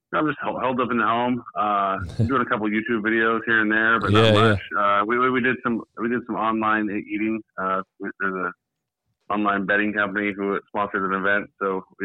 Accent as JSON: {"language": "English", "town": "Vallejo", "region": "California", "country": "United States", "tie": "born or raised there", "said": "I grew up in Vallejo. Yeah. I've been living here for a while now."}